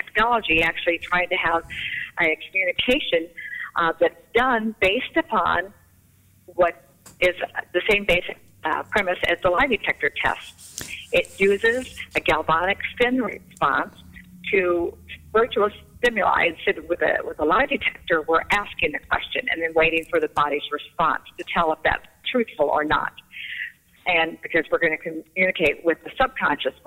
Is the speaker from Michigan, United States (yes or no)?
yes; outside of Flint, Michigan, United States; moved away as an adult; also born or lived in Alabama; now in Mobile, United States; I was born in Alabama, but I was raised in Michigan, so I spent all of my growing up years there, outside of Flint